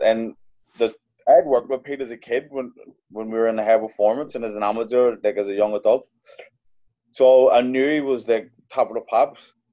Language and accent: English; Belfast, Northern Ireland, United Kingdom; also born or lived in London; I grew up in Belfast, like in the the tail end of the troubles